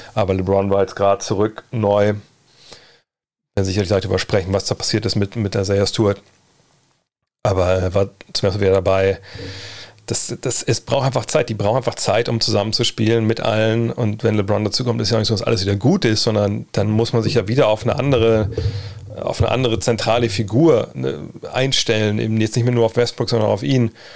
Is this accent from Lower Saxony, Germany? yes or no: yes; Wolfsburg, Lower Saxony, Germany; ich bin auch zurück in meiner Heimat in Wolfsburg